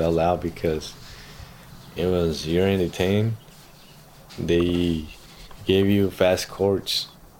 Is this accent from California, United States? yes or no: yes; Los Angeles, California, United States; also born or lived in Mexico; now in San Jose, United States; I was born in Mexico. I went to school in Los Angeles.